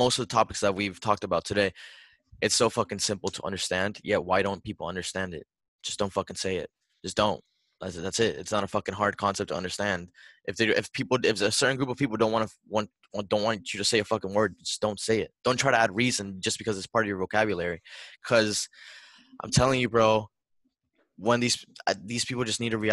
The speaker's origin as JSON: {"language": "English", "town": "Miami", "region": "Florida", "country": "United States", "said": "I'm from Miami"}